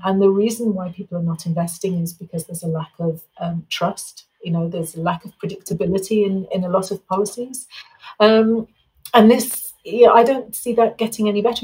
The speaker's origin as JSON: {"language": "English", "region": "England", "country": "United Kingdom", "moved": "yes", "lives_now": "Mexico", "said": "I'm English"}